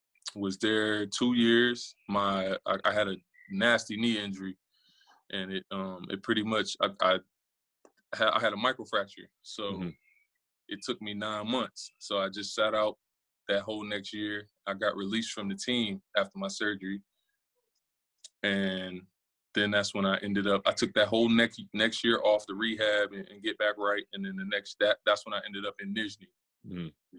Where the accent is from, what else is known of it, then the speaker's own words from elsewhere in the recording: New York, United States; I'm originally from New York. And my pops and Billy Donovan used to play in the parks together back in the day in New York.